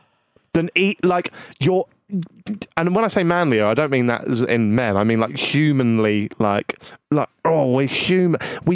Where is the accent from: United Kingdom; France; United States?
United Kingdom; Norwich, East of England; because we're from Norwich